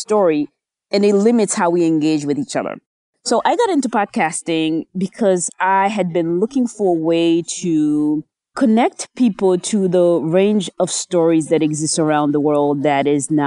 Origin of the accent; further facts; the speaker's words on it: New Jersey, United States; also born or lived in Haiti; I was born in Haiti. I grew up in New Jersey, did junior high, high school, graduate schools in the U.S.